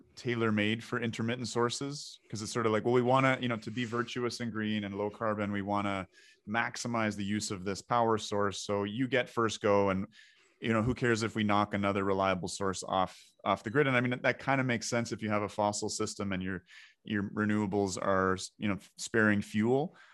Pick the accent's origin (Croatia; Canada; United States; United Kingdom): Canada; Ontario; we're both from Ontario